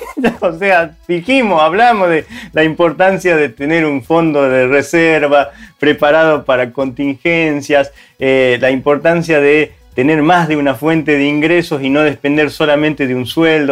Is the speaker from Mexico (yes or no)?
no; Argentina; moved away; En países como Argentina, donde nosotros por ahí somos originarios